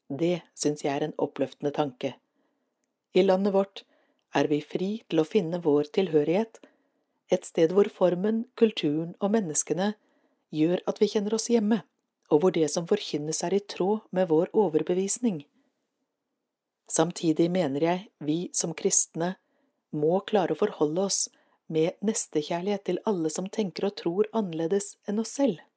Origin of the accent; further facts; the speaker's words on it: Råde, Østfold, Norway; Jeg vokste opp i Råde, med søndagsskole på Furuly menighetssenter, og med en naturlig tilknytning til Den norske kirke gjennom barnekor og andre aktiviteter for barn.